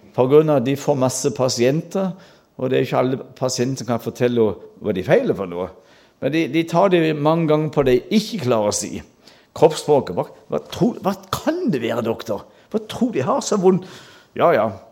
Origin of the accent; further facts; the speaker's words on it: Mandal, Agder, Norway; Jeg gikk på folkeskole hjemme i Mandal